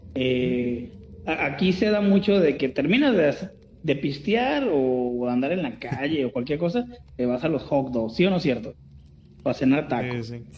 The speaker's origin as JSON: {"language": "Spanish", "town": "Guadalajara", "region": "Jalisco", "country": "Mexico", "said": "Yo soy de Guadalajara"}